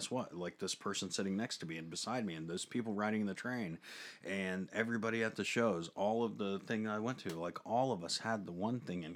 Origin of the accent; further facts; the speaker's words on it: United States; We are American